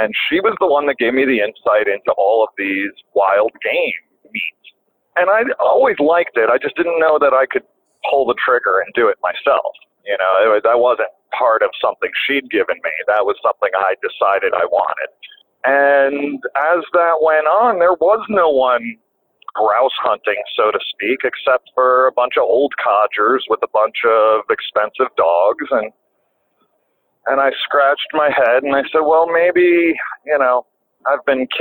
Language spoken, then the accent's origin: English; the Catskills, Ulster County, New York, United States; also born or lived in Long Island, New York; how did we get to the Catskills? If I'm from Long Island, well, my father passed away when I was 4 years old